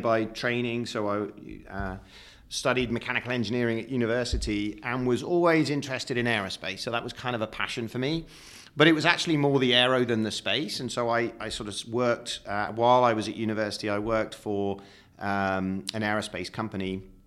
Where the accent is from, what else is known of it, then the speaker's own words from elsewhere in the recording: United Kingdom; I'm British